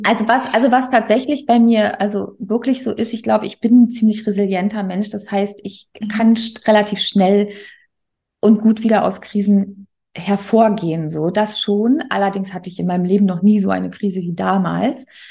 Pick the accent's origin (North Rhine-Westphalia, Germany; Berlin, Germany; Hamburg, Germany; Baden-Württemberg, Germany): Berlin, Germany; also born or lived in Bremen; in meine Heimat. Ne? Ich komme ja aus Berlin